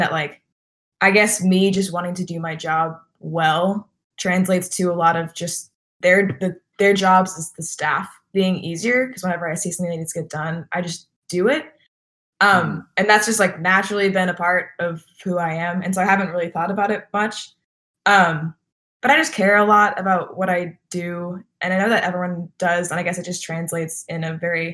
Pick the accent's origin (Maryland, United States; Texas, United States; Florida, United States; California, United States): Texas, United States; I'm from Texas